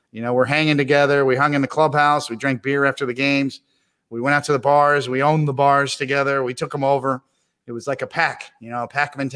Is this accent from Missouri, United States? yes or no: yes; Kansas City, Missouri, United States; I grew up in Kansas City